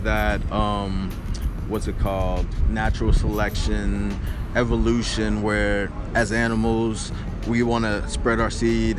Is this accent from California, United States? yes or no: no; Houston, Texas, United States; now in New York, United States; I'm from Houston, Texas.